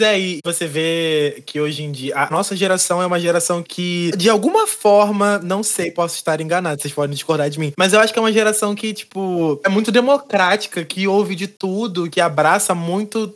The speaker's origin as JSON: {"language": "Portuguese", "town": "Seropédica", "region": "Rio de Janeiro", "country": "Brazil", "said": "eu sou de Seropédica"}